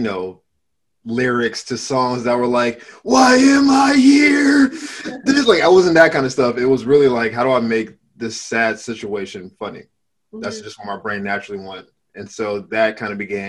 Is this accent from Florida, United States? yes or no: yes; Florida, United States; moved away as an adult; also born or lived in Miami; now in Los Angeles, United States; I'm from Florida originally